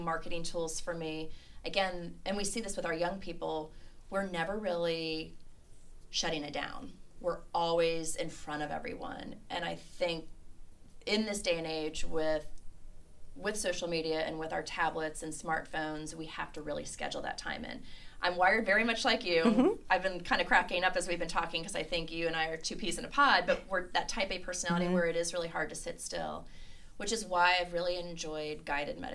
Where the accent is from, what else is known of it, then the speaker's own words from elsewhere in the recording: Cleveland, Ohio, United States; now in Lexington, United States; growing up in Cleveland, we had really harsh winters